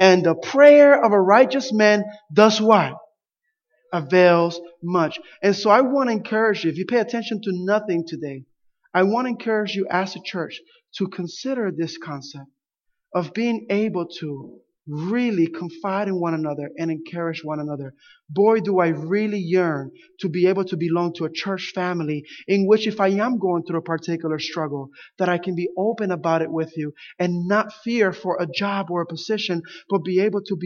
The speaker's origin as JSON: {"language": "English", "town": "Camden", "region": "New Jersey", "country": "United States", "tie": "born or raised there", "said": "growing up in Camden, New Jersey"}